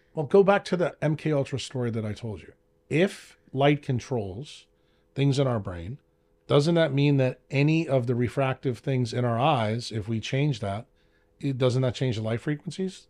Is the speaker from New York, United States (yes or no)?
yes; New York, United States; I'm from New York.